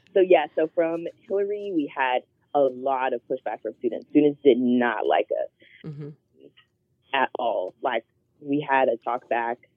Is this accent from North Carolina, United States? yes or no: yes; Charlotte, North Carolina, United States; I grew up in Charlotte, North Carolina